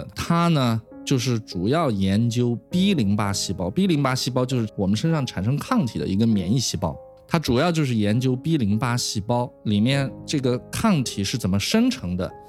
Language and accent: Chinese; China; 当然，乙肝呢，我是中国人嘛，我是在 Michelle 实验室又跟 Charlie Rice 合作，然后我又回到中国，所以肯定要做乙肝呀。